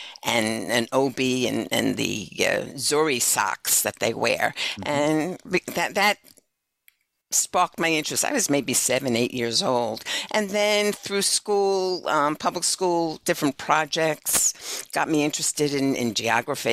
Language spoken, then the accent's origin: English; New York, United States; moved away as an adult; also born or lived in Youngstown, Ohio; I'm from New York